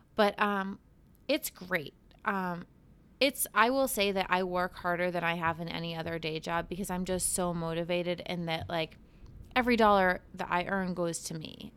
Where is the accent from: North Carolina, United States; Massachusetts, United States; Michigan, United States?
Massachusetts, United States; Cape Cod; also born or lived in Boston; growing up on Cape Cod